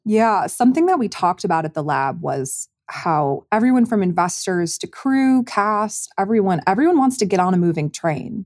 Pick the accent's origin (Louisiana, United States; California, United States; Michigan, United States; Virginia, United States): Michigan, United States; Commerce Township; my hometown of Commerce Township, Michigan